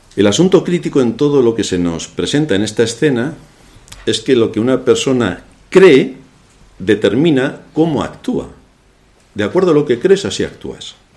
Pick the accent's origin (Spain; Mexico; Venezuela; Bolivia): Spain; se me nota que soy español